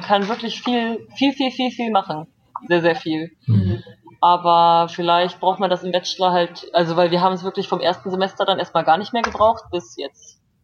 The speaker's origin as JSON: {"language": "German", "country": "Germany", "moved": "as an adult", "lives_now": "South Korea", "said": "als Deutscher ohne Visum einfach einreisen kann"}